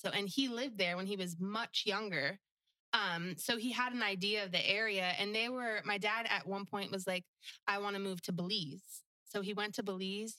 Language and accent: English; New Jersey, United States; moved away as an adult; also born or lived in Florida Keys; now in Pine Island, United States; the house I grew up in in New Jersey